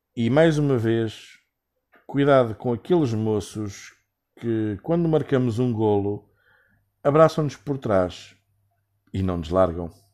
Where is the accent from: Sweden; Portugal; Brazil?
Portugal; moved away; como português e como Sportingista